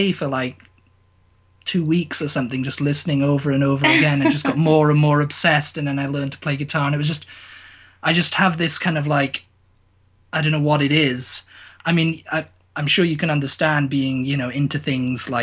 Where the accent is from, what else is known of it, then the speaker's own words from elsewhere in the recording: Torquay, South West England, United Kingdom; I'm from the south of England, a little place called Torquay.